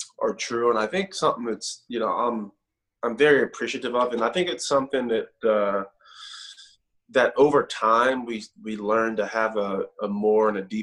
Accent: Pittsburgh, Pennsylvania, United States; moved away as an adult; also born or lived in Morgantown, West Virginia; I'm originally from Pittsburgh, hour and a half up the road

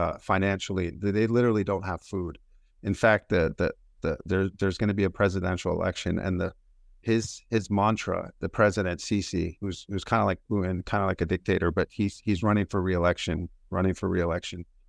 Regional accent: United States; I was born and raised in America

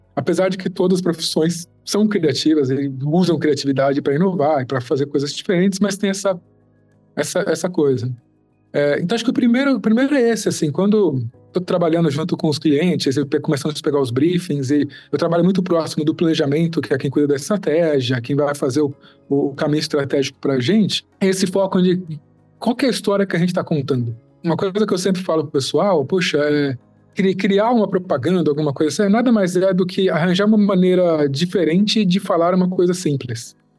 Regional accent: São Paulo, Brazil; Sou da FAAP também, sou de São Paulo.

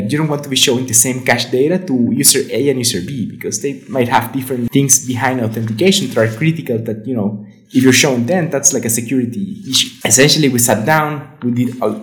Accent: Venezuela; now in Guadalajara, Mexico; I'm from Venezuela, but I'm living in Mexico, in Guadalajara specifically.

